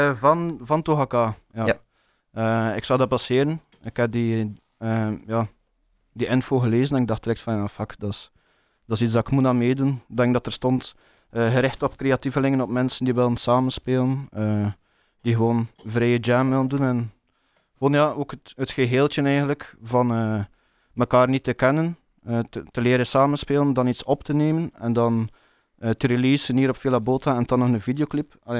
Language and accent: Dutch; Bruges, Flanders, Belgium; Ik ben van Brugge, of oorspronkelijk van Brugge